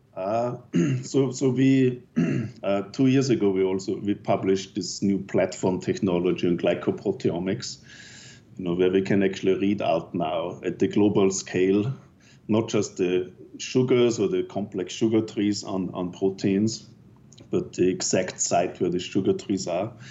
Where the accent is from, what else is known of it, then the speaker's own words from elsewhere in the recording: Austria; moved away as an adult; also born or lived in Innsbruck, Austria; now in Canada; my home country